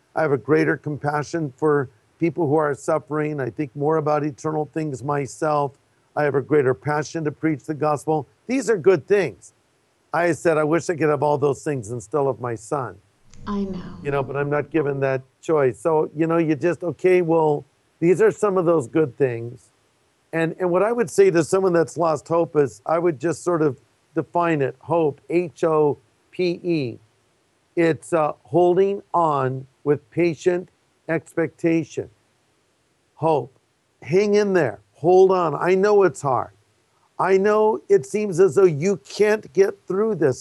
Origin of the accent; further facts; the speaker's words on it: California, United States; I'm from California